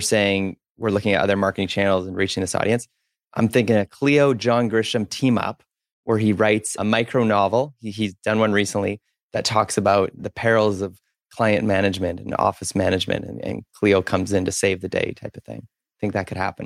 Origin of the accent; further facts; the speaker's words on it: Spruce Grove, Alberta, Canada; now in Vancouver, Canada; I grew up in Spruce Grove